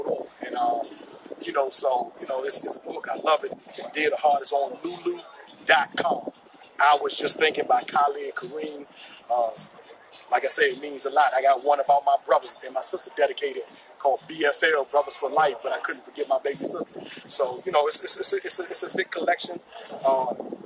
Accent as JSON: {"language": "English", "town": "Washington", "region": "District of Columbia", "country": "United States", "tie": "born or raised there", "said": "Born and raised in Washington, D.C."}